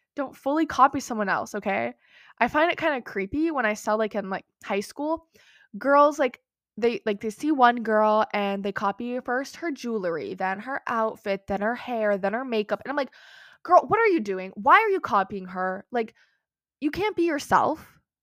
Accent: United States; also born or lived in Minnesota; I live in America, I'm American, I live in Minnesota

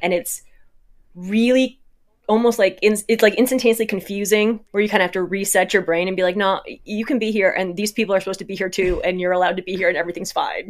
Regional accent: Midwest, United States; growing up in the Midwest, you've got a lot of, like, kind of farm, barn

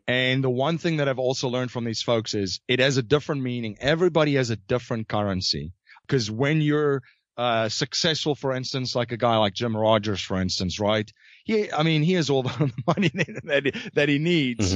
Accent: South Africa; moved away; I was originally from South Africa.

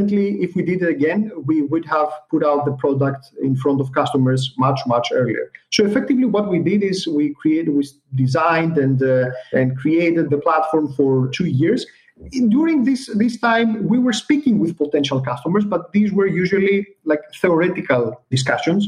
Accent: Greece; we're coming from Greece

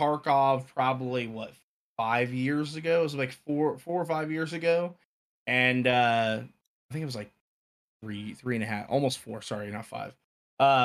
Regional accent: Marietta, Georgia, United States; also born or lived in Greenville; I was born and raised in Marietta, Georgia

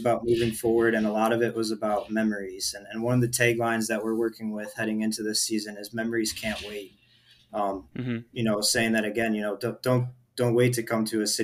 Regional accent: Rochester, Michigan, United States; moved away as an adult; I was from Rochester in the Metro Detroit area

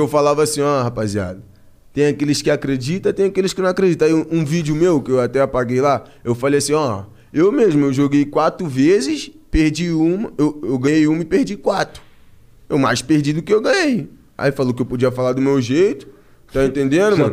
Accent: Rio de Janeiro, Brazil; also born or lived in Piabetá, Magé; Aqui em São Paulo, mano, eu sou cria do Rio.

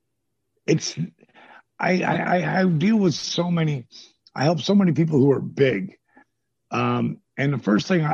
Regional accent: New Jersey, United States; I'm from New Jersey.

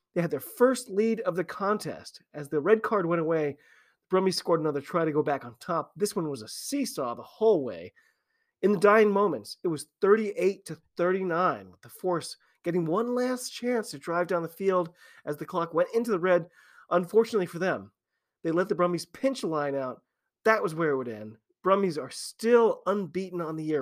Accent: United States; I'm an American rugby fan

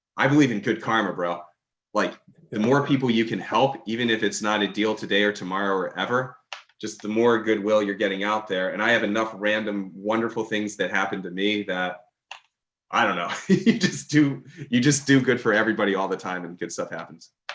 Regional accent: Maryland, United States; also born or lived in Baltimore; I grew up in Maryland

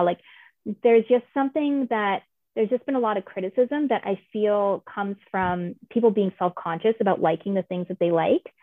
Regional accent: Toronto, Ontario, Canada; my hometown of Toronto

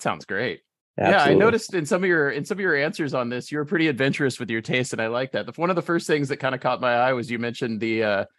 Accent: Midwest, United States; also born or lived in Illinois / Ohio; I had one because I grew up kind of in the Midwest. I lived in Illinois for a little while, in Ohio for a little while.

